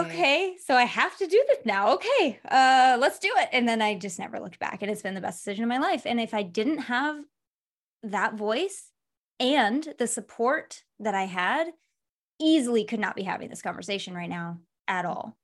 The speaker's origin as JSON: {"language": "English", "region": "Michigan", "country": "United States", "said": "I'm from Michigan, so there's a lot of, like, factories."}